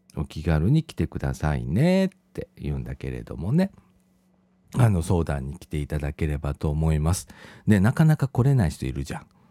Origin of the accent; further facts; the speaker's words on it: Shirahama, Wakayama, Japan; moved away; 私自身はね、和歌山県の白浜町っていうところが、まあ、私の実家